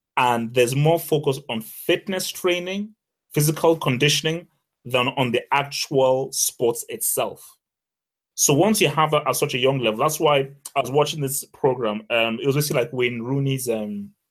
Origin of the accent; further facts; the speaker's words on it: Nigeria; I'm Nigerian